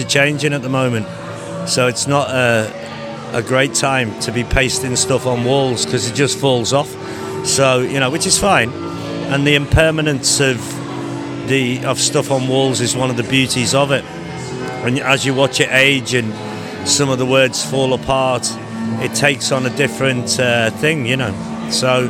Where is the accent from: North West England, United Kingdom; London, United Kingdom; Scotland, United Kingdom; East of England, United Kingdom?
North West England, United Kingdom; Liverpool; now in Newcastle upon Tyne, United Kingdom; I'm from Liverpool